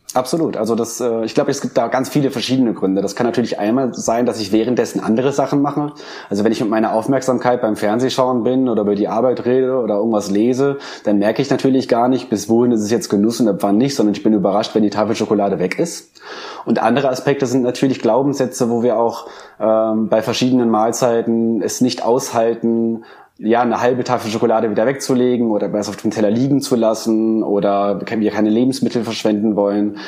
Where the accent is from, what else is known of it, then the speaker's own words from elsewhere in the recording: Germany; wir sind tatsächlich als Deutsche